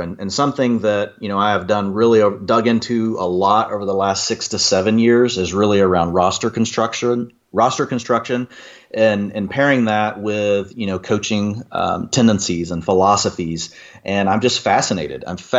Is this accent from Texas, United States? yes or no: yes; Texas, United States; I'm a Texan. I was raised loving football.